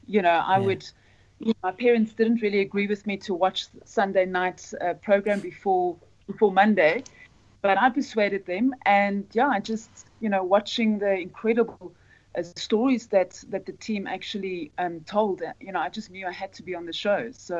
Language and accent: English; Zimbabwe; For myself, I grew up in Zimbabwe. My mum is Scottish. My dad's grandparents were Scottish.